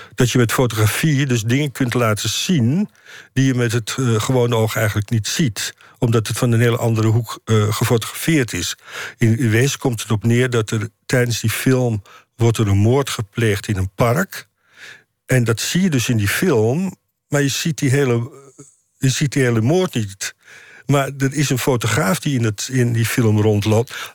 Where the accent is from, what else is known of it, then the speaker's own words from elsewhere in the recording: Amsterdam, North Holland, Netherlands; also born or lived in Indonesia; ik ben opgegroeid in, hoe heet het dat, Slotermeer, Nieuw-West